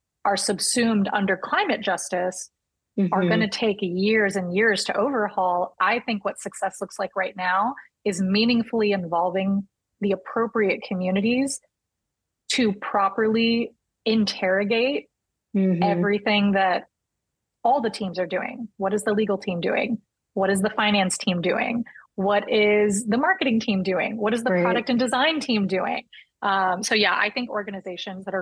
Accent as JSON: {"language": "English", "region": "Texas", "country": "United States", "said": "I am Latina, number one. I'm a Texan"}